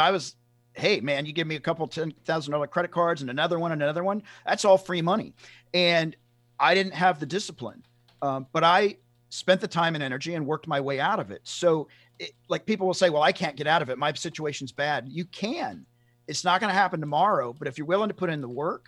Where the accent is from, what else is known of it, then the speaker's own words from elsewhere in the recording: Tennessee, United States; now in Los Angeles, United States; I'm from Tennessee originally.